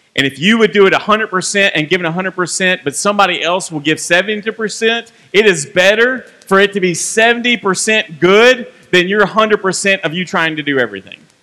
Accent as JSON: {"language": "English", "town": "Franklin", "region": "Kentucky", "country": "United States", "tie": "born or raised there", "also_born_or_lived": "Bowling Green, Kentucky", "said": "I grew up right down the road in Franklin, Kentucky"}